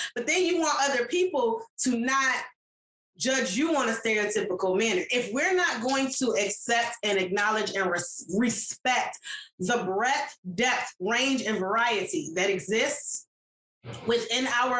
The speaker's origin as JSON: {"language": "English", "country": "Jamaica", "said": "I was like, actually, I'm Jamaican."}